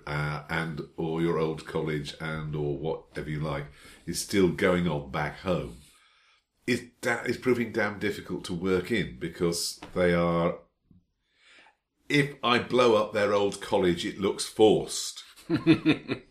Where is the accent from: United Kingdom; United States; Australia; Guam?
United Kingdom; I'm British.